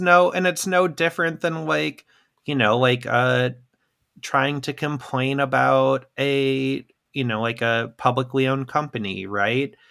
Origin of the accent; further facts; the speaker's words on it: Midwest, United States; a Midwesterner